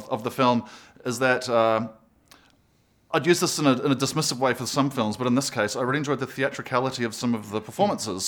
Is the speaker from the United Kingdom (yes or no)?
no; New Zealand; our provincial Antipodean backwater